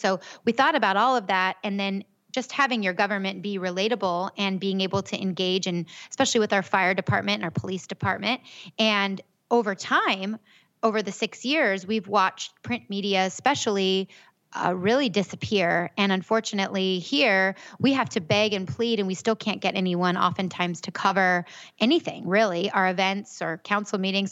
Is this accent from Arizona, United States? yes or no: yes; Gilbert, Arizona, United States; I'm actually from Gilbert. I grew up here.